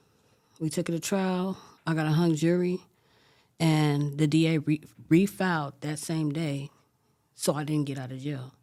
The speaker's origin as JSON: {"language": "English", "town": "Los Angeles", "region": "California", "country": "United States", "tie": "born or raised there", "said": "I grew up in South LA, from a Crip gang."}